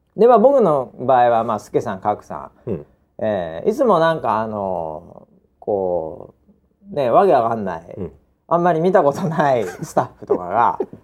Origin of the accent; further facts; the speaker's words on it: Chiba, Japan; also born or lived in New York, United States; まあ、僕千葉ですけど